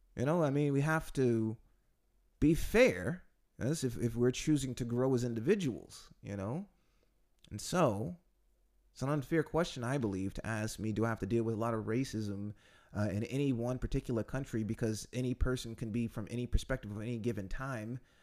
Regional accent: United States; now in Poland; being an American

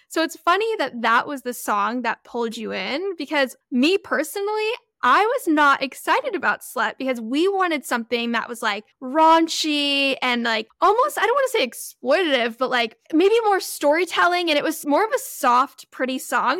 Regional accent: Florida, United States; moved away as an adult; also born or lived in California; I grew up in California for a bit, and then I lived in Florida for, like, ten, eleven years and moved back

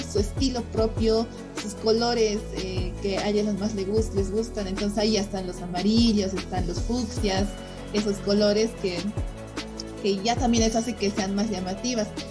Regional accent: Bolivia; yo como emprendedora boliviana

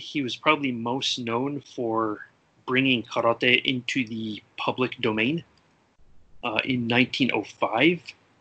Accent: United States; being American

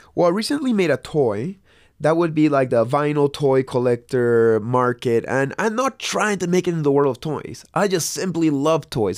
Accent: Lima, Peru; moved away; also born or lived in Santa Cruz; I grew up in Lima, Peru

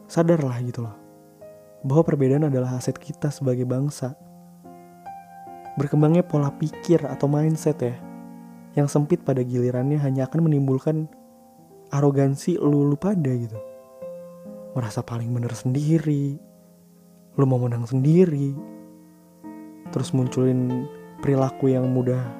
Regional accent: Jakarta, Indonesia; gue ngerasa kalau gue sebagai orang Jakarta dipandang udah sebagai orang yang arogan nggak mau berbaur

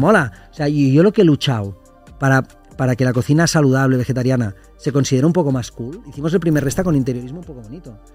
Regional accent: Lleida, Catalonia, Spain; nosotros somos de Lleida, que es una ciudad una hora y media de Barcelona

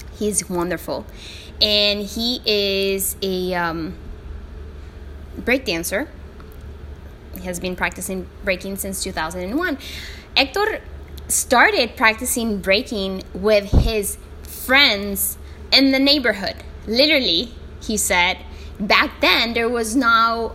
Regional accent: El Salvador; first language Spanish; English is a second language; my country, El Salvador

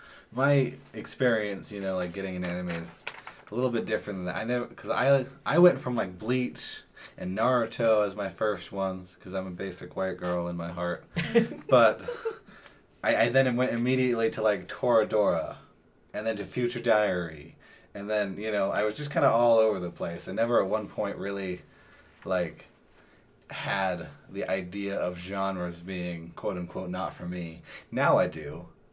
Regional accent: Idaho, United States; I'm from Idaho. I think you can guess who I went to high school with.

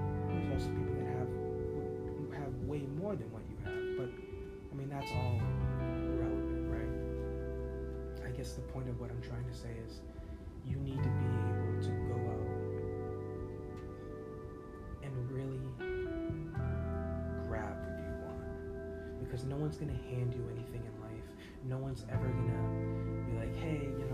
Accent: United States; as an American

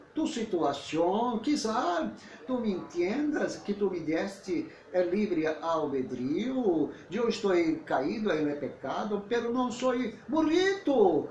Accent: Brazil; porque sou brasileiro e não tenho uma relação personal com a cultura hispana

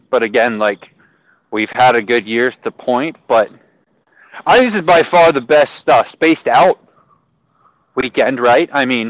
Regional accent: Virginia, United States; moved away; when I grew up in Virginia, I mean, I grew up 2.5 hours away.

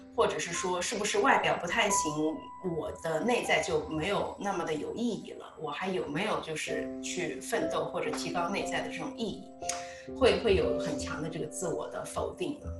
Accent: China; moved away; 那个时候我们在国内读高中

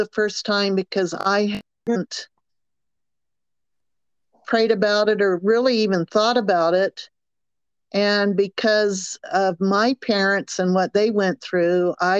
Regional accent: the South, United States; accent: Southern; But because of my Southern accent, I met a lot of people

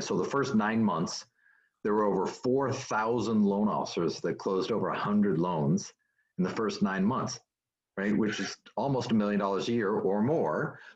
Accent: Canada; moved away as an adult; also born or lived in United States; now in California, United States; born and raised in Canada, moved to the United States in 1999

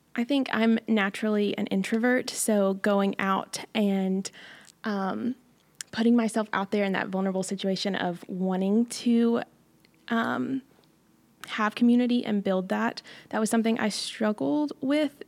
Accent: Johnson City, Tennessee, United States; I'm from Johnson City, Tennessee

